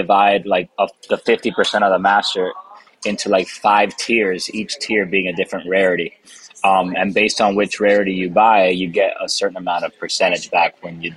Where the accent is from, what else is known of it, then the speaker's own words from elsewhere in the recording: Miami, Florida, United States; first language Spanish; English is a second language; now in Nashville, United States; I was born in Miami, Florida. Spanish is actually my first language. I was raised in a Cuban American household